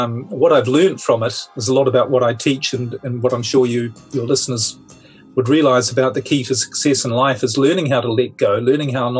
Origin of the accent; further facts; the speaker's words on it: New Zealand; moved away; I'm originally from New Zealand, so a bit of a globetrotter